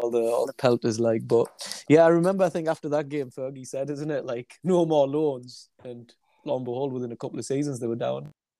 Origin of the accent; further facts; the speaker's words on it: Sunderland, North East England, United Kingdom; We're from Sunderland, and as you can imagine, a lot of my mates are Sunderland fans.